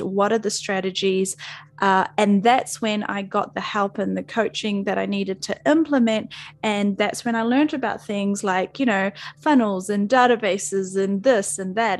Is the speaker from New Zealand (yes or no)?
yes; New Zealand; I'm a Kiwi, so I'm from New Zealand